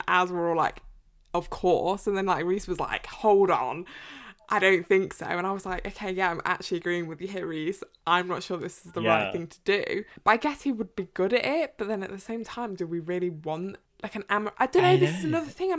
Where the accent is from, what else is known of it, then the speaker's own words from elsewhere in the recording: England, United Kingdom; me and Deadly and I are British, we're English